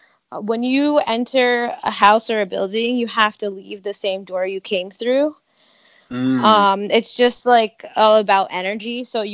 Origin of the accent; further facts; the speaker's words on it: Connecticut, United States; I grew up in Connecticut, and I did have a small Cape Verdean community in that area